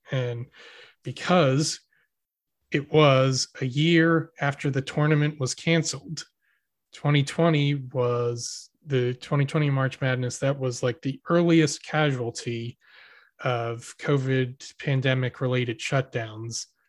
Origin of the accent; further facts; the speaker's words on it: Philadelphia area, Pennsylvania, United States; we're from the Philly area